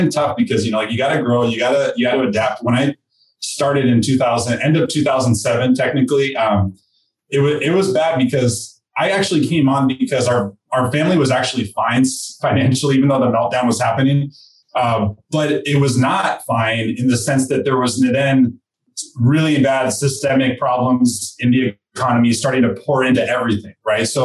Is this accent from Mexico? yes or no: yes; Mexico; born there; first language Spanish; English is a second language; I'm a Mexican citizen. I was born in Mexico. People say you don't sound it.